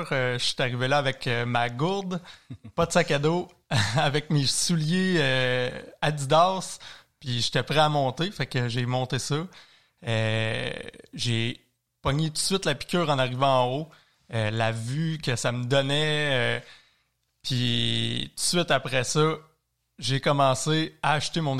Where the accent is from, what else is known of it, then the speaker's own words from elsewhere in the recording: Saint-Raymond, Quebec, Canada; moi, je viens de Saint-Ramon. j'ai commencé par la vallée bras du Nord à connaître